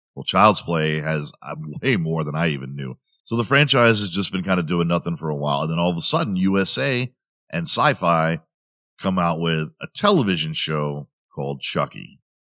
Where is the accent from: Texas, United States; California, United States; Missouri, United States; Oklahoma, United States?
Texas, United States; Houston; I grew up in Houston